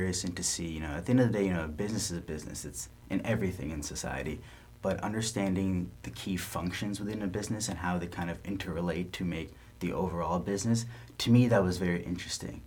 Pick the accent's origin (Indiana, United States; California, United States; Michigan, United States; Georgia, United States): California, United States; San Diego; also born or lived in Mountain View, California; I grew up in San Diego